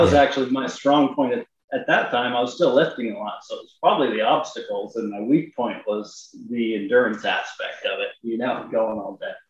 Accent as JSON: {"language": "English", "town": "Long Island", "region": "Kansas", "country": "United States", "said": "I'm from Long Island, Kansas"}